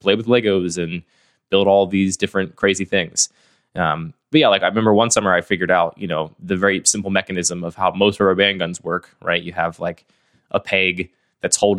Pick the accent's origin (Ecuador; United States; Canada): United States; West Chester, Pennsylvania; now in Baltimore, United States; I grew up in the suburbs outside of Philadelphia, a suburb called Westchester